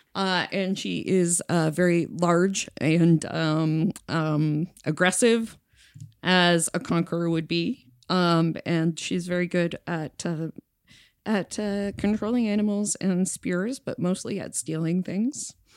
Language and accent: English; Peterborough, Ontario, Canada; I worked at the Le Chateau in Peterborough, so I was, like, the coolest person in my high school